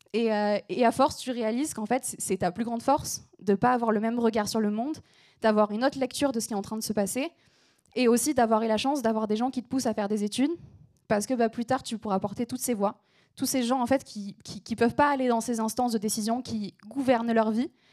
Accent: small town between Aix and Marseille, Provence-Alpes-Côte d'Azur, France; accent: southern; je viens du sud de la France, donc parfois vous entendrez un peu mon accent, c'est normal. je viens d'une petite ville qui s'appelle Berlédan, qui est située entre Aix et Marseille.

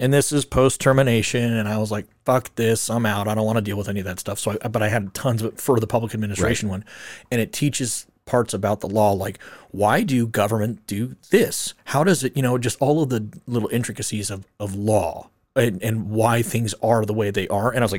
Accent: Arizona, United States; born or raised there

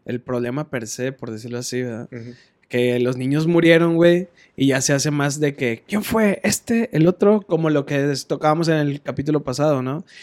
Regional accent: Monterrey, Nuevo León, Mexico; somos las personas regias

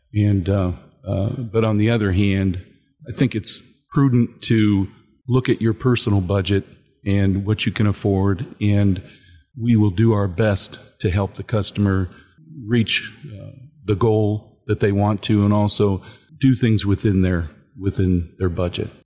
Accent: Northwest Ohio, United States; I, I grew up in Northwest Ohio

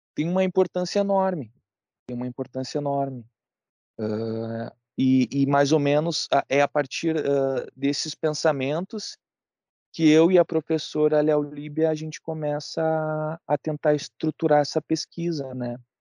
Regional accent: Brazil; sendo, sendo brasileiro

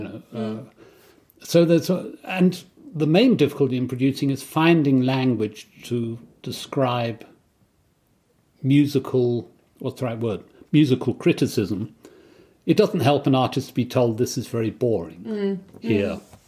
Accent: Kent, South East England, United Kingdom; I grew up in Kent.

